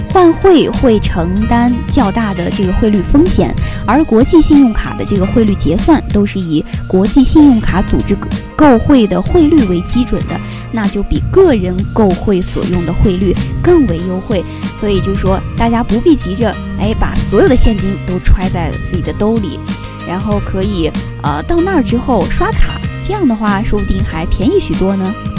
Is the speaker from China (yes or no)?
yes; Northwest China, China; moved away; 像我的家乡嘛，在西北